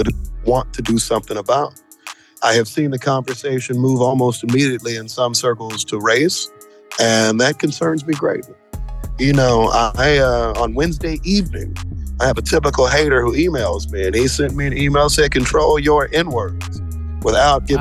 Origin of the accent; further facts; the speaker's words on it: Kansas City, Missouri, United States; growing up in Kansas City